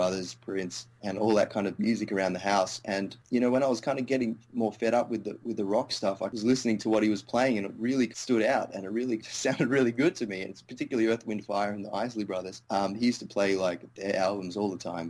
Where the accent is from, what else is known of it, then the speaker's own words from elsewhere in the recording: Melbourne, Victoria, Australia; also born or lived in India; Moved to Australia